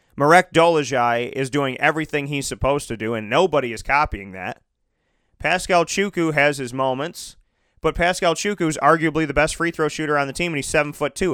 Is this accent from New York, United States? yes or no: yes; Syracuse, New York, United States; Born and raised in Syracuse, covered Syracuse for a very, very long time